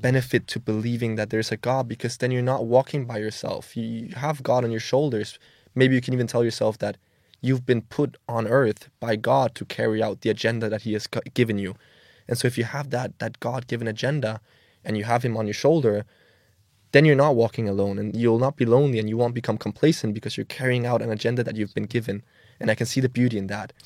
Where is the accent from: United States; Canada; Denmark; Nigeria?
Denmark; Copenhagen, Capital Region of Denmark; moved away as an adult; now in Milan, Italy; I grew up in Denmark, in Copenhagen. Um, yeah, been there almost all my life. Obviously, now I, I reside in Milan, Italy.